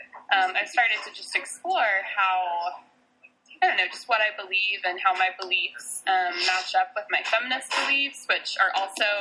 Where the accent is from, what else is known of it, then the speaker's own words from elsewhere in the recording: Texas, United States; I was born and raised in Texas